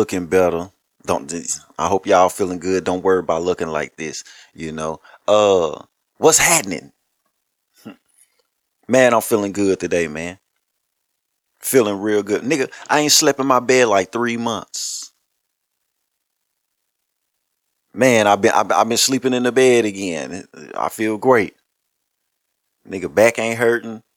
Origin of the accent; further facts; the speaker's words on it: Louisiana, United States; I'm from Louisiana